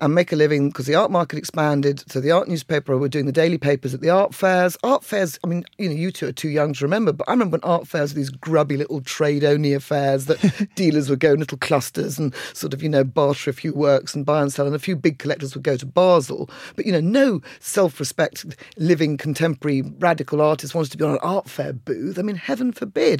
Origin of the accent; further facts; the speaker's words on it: Colchester, East of England, United Kingdom; moved away; also born or lived in London; I came from Essex